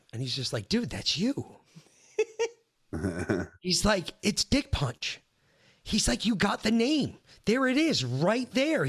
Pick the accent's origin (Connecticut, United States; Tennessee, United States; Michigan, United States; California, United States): Connecticut, United States; Danbury; moved away; we grew up, like where we went to high school in Connecticut